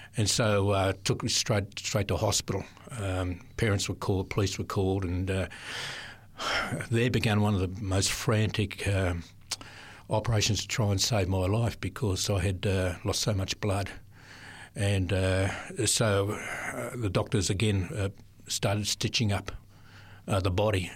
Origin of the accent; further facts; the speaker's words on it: Sydney, New South Wales, Australia; also born or lived in Adelaide; parents moved to Sydney in my early years. Um, lived, uh, in different areas of Sydney, uh, early in the southern suburbs of Sydney